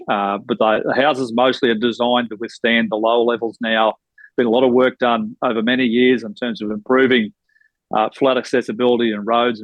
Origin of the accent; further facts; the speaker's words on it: Bundaberg, Queensland, Australia; my hometown of Bundaberg